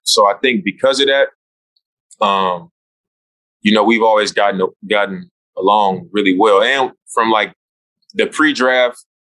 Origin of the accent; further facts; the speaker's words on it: Oakland, California, United States; Like, I'm from Oakland.